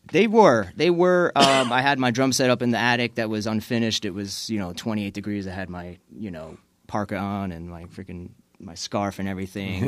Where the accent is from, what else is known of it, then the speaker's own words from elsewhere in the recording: Long Island, New York, United States; moved away as an adult; also born or lived in Providence, Rhode Island / Atlanta, Georgia; now in South Florida, United States; I'm from Long Island, New York, actually originally